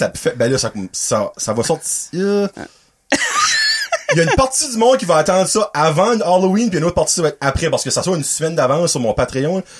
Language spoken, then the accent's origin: French; Dovertia, New Brunswick, Canada; now in Petit-Rocher, Canada; ça fait 10 ans que je demeure à Petit Rocher, ben, je viens de Dovertia